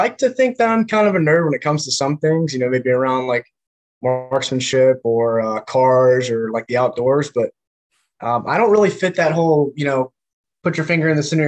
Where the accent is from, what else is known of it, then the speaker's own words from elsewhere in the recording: Grimesland, North Carolina, United States; moved away as an adult; also born or lived in Greenville, North Carolina / Kaneohe Bay, Hawaii; I was born originally in Greenville, North Carolina